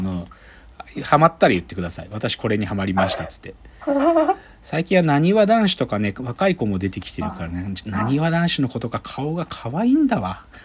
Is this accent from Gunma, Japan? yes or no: yes; Gunma, Japan; moved away; 出身群馬県に対してね、複雑な感情を持ってる